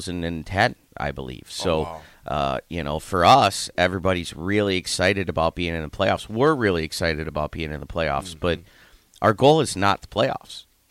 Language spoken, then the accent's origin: English; Youngstown, Ohio, United States; now in Lincoln, United States; growing up in Youngstown